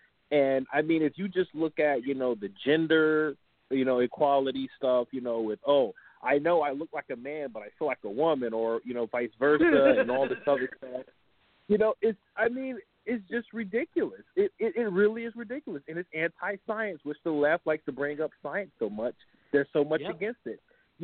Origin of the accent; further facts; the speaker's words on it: New York, United States; I, as a New Yorker